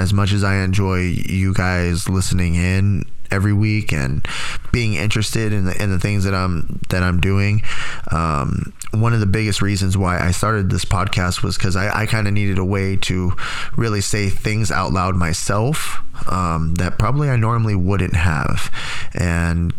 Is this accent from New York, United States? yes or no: no; Tracy, California, United States; moved away; Growing up in Tracy, I always had my friends